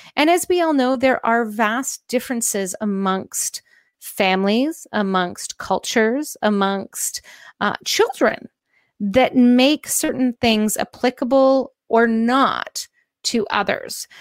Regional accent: Canada; I'm Canadian

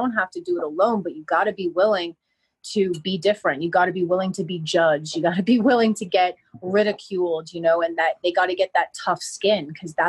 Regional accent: Miami, Florida, United States; I mean, I came from Miami, so I lived and breathed big city.

